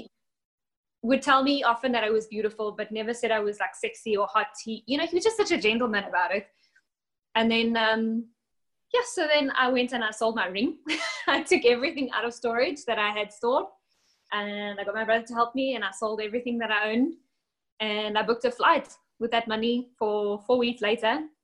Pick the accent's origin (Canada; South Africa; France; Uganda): South Africa; now in Alabama, United States; I am from South Africa.